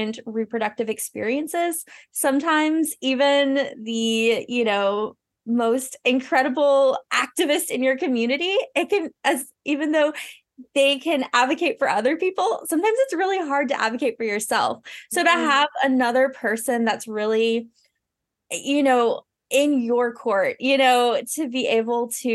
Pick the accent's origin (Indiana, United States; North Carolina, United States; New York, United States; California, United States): North Carolina, United States; moved away as an adult; now in Maine, United States; I am originally from North Carolina, but I'm living here in Maine now and have been for 10-ish years